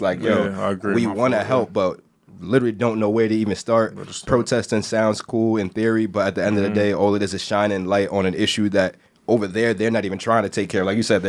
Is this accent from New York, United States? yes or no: yes; New York City, New York, United States; I'm not sure there's another place on the planet that I would have rather grown up than Brooklyn.